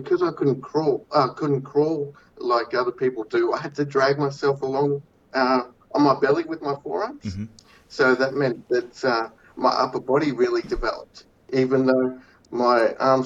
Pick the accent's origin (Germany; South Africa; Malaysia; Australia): Australia; Cairns, Queensland; now in Cloncurry, Australia; I was born up in Cairns